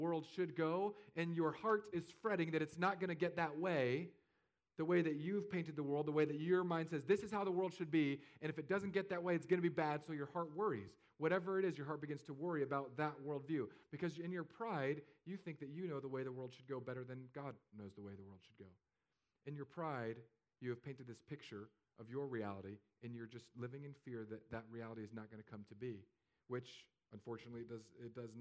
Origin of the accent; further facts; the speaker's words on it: California, United States; moved away as an adult; now in Fishhawk, United States; I'm from California.